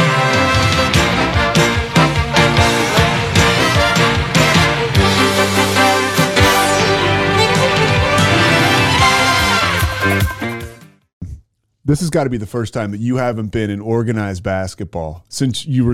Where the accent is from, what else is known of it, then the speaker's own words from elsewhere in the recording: United States; I'm from Delaware County